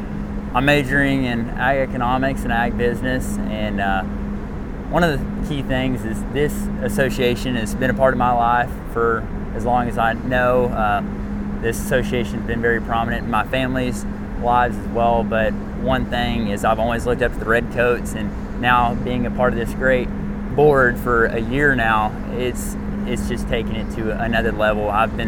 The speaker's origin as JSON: {"language": "English", "town": "Bardwell", "region": "Texas", "country": "United States", "said": "I'm from Bardwell, Texas."}